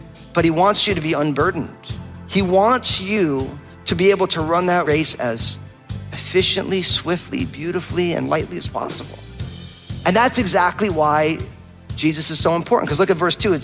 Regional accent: New Jersey, United States; moved away; also born or lived in San Francisco Bay Area; I'm from New Jersey, just outside of New York

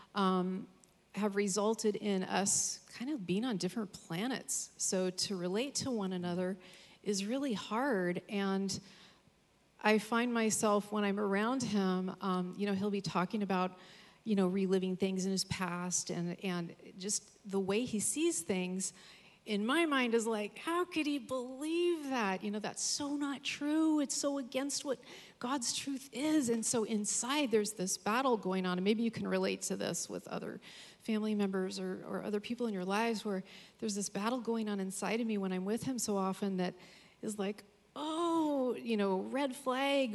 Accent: Capitola, California, United States; moved away; I'm originally from Capitola

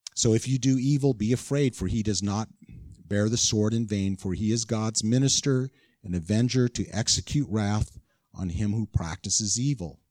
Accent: California, United States; moved away; I'm from California

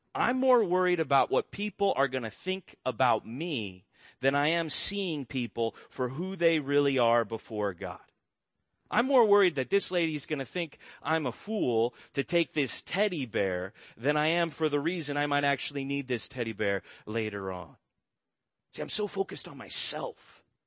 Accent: Orange County, California, United States; I grew up in Orange County

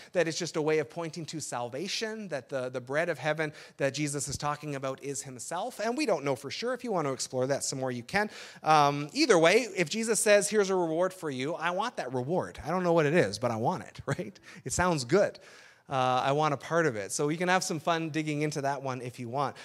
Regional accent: Burlington, Ontario, Canada; also born or lived in Sudbury; now in Essex County, Canada; the Burlington culture where I grew up

